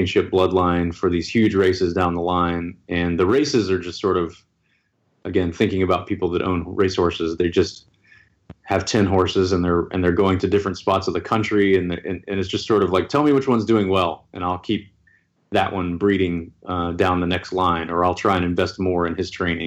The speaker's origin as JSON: {"language": "English", "region": "Tennessee", "country": "United States", "tie": "born or raised there", "said": "I grew up in Tennessee"}